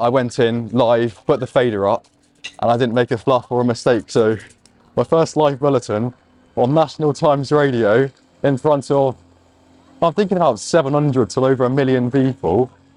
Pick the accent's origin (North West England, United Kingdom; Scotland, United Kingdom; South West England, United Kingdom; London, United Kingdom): South West England, United Kingdom; Exeter; I'm from Exeter